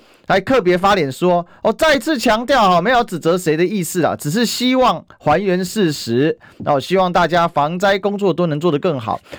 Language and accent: Chinese; Kaohsiung, Taiwan; 只有我们高雄人真的。我跟你讲，布鲁勒谷就在我高中母校旁边。嗯哼，我瑞祥高中的嘛。